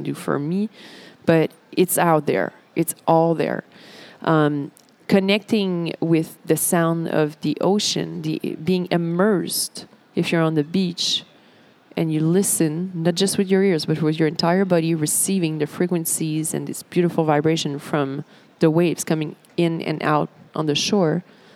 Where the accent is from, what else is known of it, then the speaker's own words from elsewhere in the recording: Montreal, Quebec, Canada; I'm from Montreal, so the beach is a big thing for us.